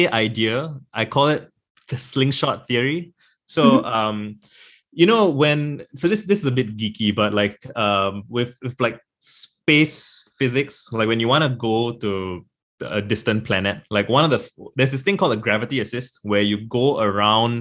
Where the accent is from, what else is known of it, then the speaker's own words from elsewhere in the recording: Singapore; I'm born and raised in Singapore. I've been here all my life.